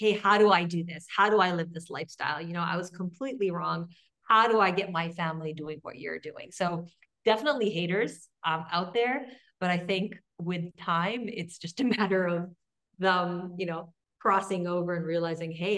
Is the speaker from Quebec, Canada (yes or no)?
yes; Quebec, Canada; I'm from Quebec